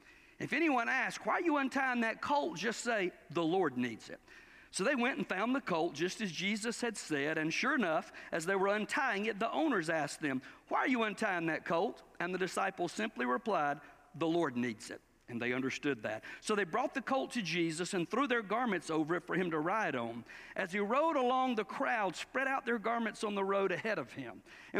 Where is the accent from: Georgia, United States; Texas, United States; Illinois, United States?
Georgia, United States; Cordele; moved away; I'm from Cordele, Georgia, the watermelon capital of the world.